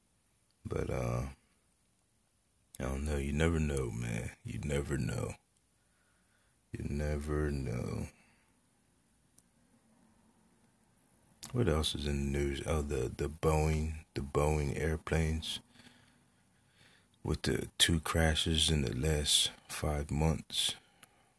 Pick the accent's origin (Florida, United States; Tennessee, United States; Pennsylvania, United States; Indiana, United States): Pennsylvania, United States; Parkesburg; I was born and raised in Parchburg